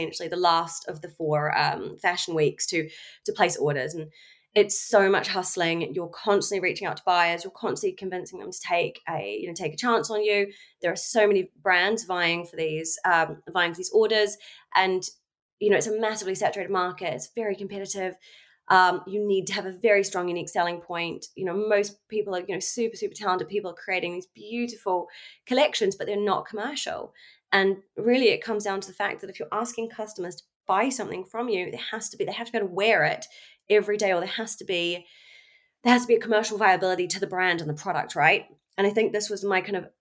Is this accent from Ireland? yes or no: no; New Zealand; moved away as an adult; now in London, United Kingdom; I'm from New Zealand originally. I grew up in New Zealand